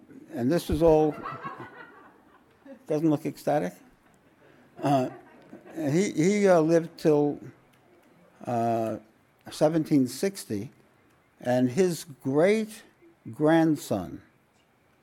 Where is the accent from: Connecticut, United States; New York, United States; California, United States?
New York, United States; New York City; I grew up in Williamsburg, Brooklyn, where the Satmar Hasidim were.